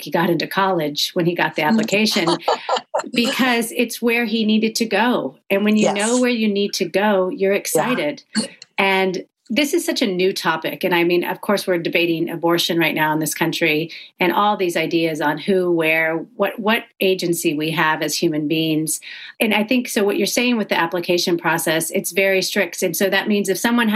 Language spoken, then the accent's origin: English; the South, United States; now in California, United States; I'm from the South